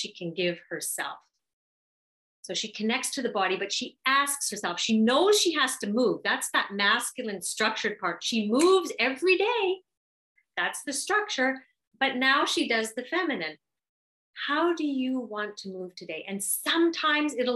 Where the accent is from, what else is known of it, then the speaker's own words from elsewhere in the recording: Canada; I'm Canadian.